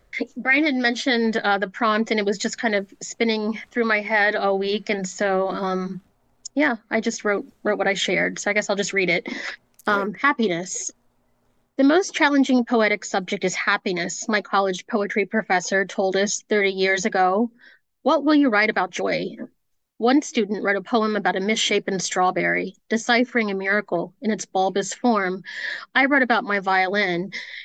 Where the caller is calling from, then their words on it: Maryland, United States; Yeah, I'm from Maryland.